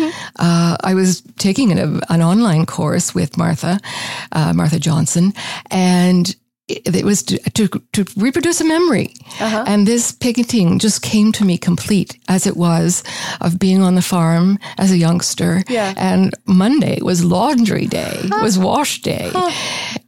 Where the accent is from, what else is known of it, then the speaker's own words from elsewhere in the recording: Canada; We're Canadian and proud of it